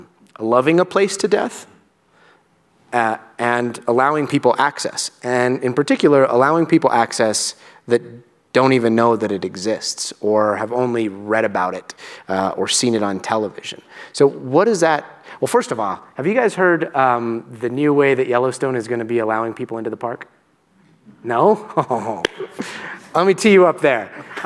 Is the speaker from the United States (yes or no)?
no; Guatemala; born there; In Latin America, I was born in Guatemala, and I've visited a lot of like the Mayan ruins, and it's a sense of pride.